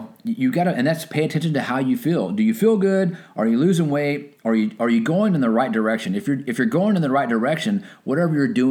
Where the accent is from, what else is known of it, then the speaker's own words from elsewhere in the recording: Texas, United States; since we're from Texas